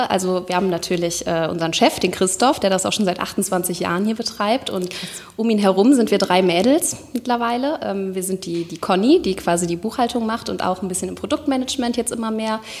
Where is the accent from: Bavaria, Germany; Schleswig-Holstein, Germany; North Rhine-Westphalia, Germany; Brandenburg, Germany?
North Rhine-Westphalia, Germany; Cologne; born there; also born or lived in Nuremberg; ich bin in Köln in der Uniklinik geboren. Tatsächlich auch durch einen Zufall.